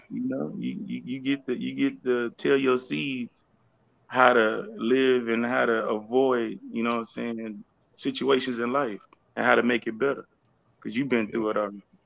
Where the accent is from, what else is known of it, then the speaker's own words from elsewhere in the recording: Houston, Texas, United States; also born or lived in Austin, Texas; I'm from uh, Houston, Texas, but I was born in Austin, Texas